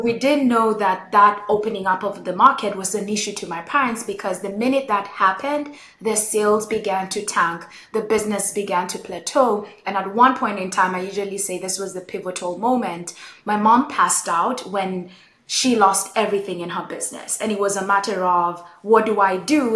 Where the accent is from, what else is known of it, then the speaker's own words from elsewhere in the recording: Nairobi, Kenya; I grew up in Nairobi, Kenya